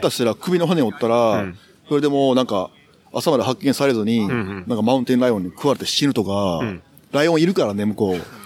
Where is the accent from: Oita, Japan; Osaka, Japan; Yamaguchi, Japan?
Osaka, Japan; Suita; 俺が生まれ育ったのが、うん、あのー、1970年の、前回の大阪万博のあったエリアだった